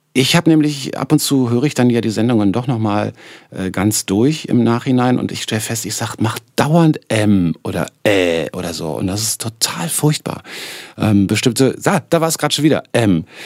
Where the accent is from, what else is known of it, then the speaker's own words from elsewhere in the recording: Berlin, Germany; accent: Berlinerisch; als Berliner sage ich zum Beispiel immer dis statt